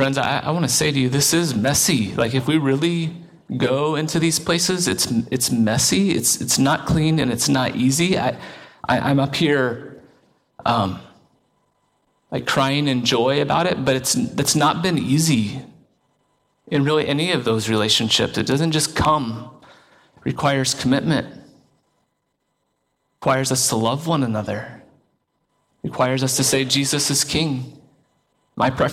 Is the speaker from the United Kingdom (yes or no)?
no; Seymour, Indiana, United States; I went to high school in literally small town USA